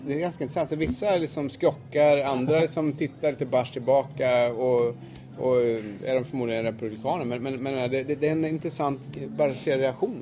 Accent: Sweden; moved away; som svensk

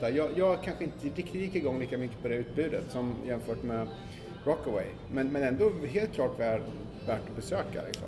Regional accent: Sweden; now in New York, United States; hemma i Sverige

